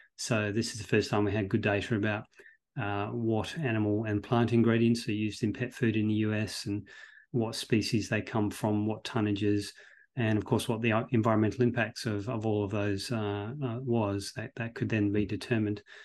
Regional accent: Australia; I'm originally from Australia

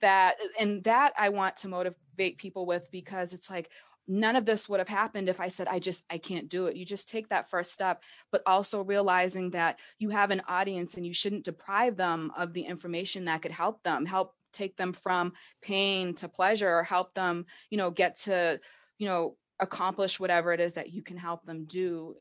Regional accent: Massachusetts, United States; I am from Massachusetts. I've lived here my entire life

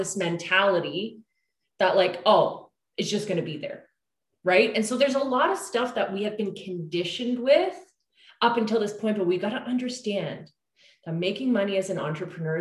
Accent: Canada; we're Canadian

